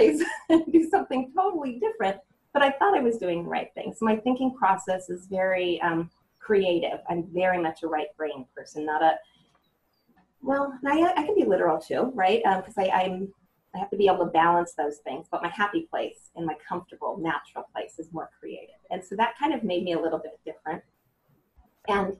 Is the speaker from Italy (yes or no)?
no; Cupertino, California, United States; I grew up in Cupertino, California. I was born at El Camino Hospital, so I'm a true Bay Area, California native